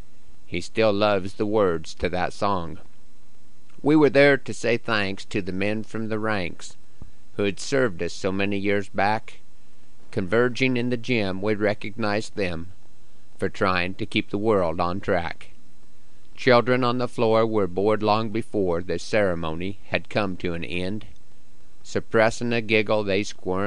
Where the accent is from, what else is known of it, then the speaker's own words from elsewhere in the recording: Broken Bow, Nebraska, United States; my hometown of Broken Bow, Nebraska